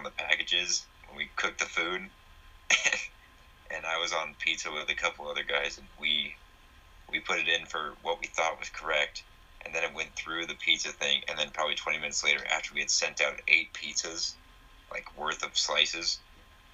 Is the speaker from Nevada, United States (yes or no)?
no; Golden, Colorado, United States; I'm from Golden, Colorado